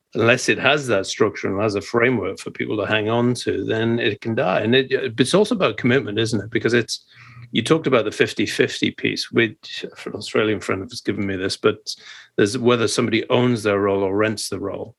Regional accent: Scotland, United Kingdom; I'm a Scottish Presbyterian

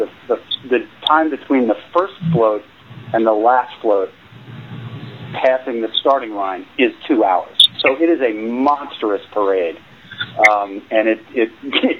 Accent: New Jersey, United States; now in Ephrata, United States; I grew up in New Jersey

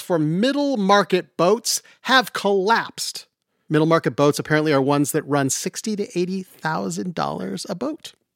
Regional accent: Utah, United States; I grew up in Utah

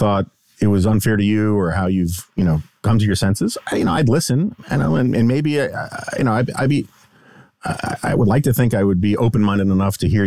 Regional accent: New York City, New York, United States; In the 1980s, like growing up in New York City

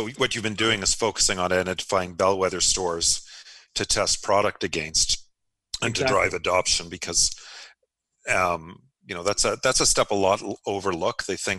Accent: Canada; Being Canadian, with everybody acknowledges it's a big market.

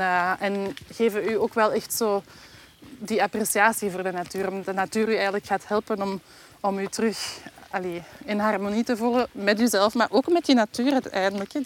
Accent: Belgium; in het uiterste zuiden van ons land

